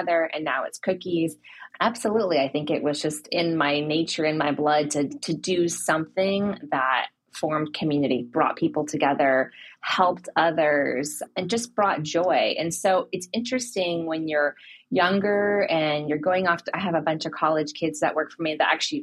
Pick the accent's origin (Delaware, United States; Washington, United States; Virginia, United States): Washington, United States; Seattle; moved away as an adult; also born or lived in California; now in Ohio, United States; I'm from Seattle, small family, very tight family